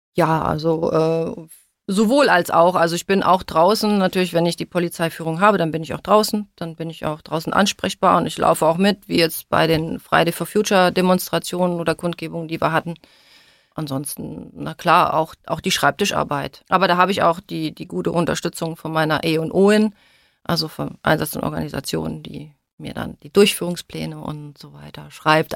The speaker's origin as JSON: {"language": "German", "town": "Hildesheim", "region": "Lower Saxony", "country": "Germany", "tie": "born or raised there", "also_born_or_lived": "Kassel", "moved": "yes", "said": "Aus Hildesheim, das ist bei Hannover, also in Niedersachsen"}